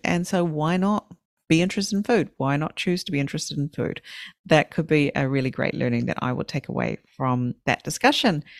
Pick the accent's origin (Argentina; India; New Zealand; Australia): New Zealand; I'm from New Zealand. In in New Zealand, we have our native people